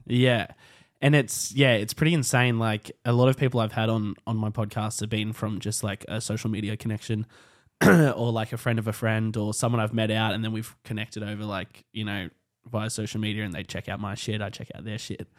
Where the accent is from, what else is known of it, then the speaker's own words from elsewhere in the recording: Hawkesbury, New South Wales, Australia; I'm from the Hawkesbury and I remember when North Richmond skate park was built